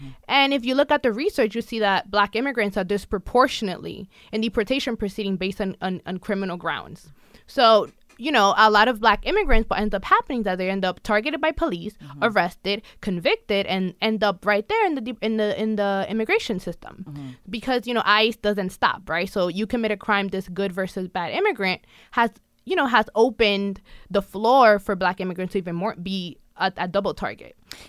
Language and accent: English; New York City, New York, United States; Because at the time that I was growing up in the Bronx, you know, stop and frisk was a thing.